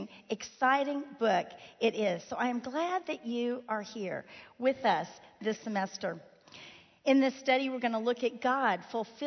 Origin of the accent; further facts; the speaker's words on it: Miami, Florida, United States; moved away; Miami, Florida, my hometown